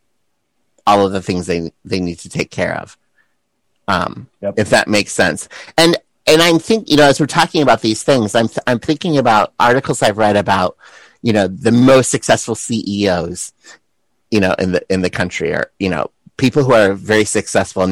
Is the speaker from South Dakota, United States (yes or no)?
yes; South Dakota, United States; moved away as an adult; also born or lived in San Francisco; Being a boy growing up in South Dakota